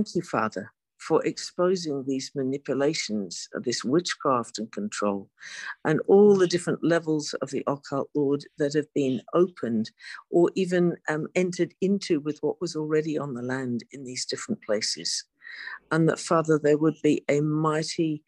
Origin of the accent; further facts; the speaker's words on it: England, United Kingdom; moved away; I was born in England